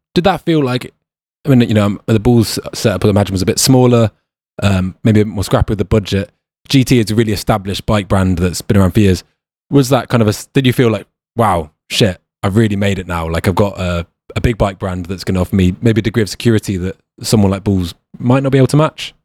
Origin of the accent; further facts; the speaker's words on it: United Kingdom; also born or lived in New Zealand; I wouldn't say us Brits were kind of pompous